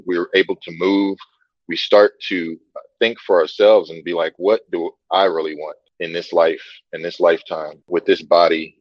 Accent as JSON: {"language": "English", "town": "Tulsa", "region": "Oklahoma", "country": "United States", "moved": "as an adult", "lives_now": "Costa Rica", "said": "I'm from Tulsa, Oklahoma."}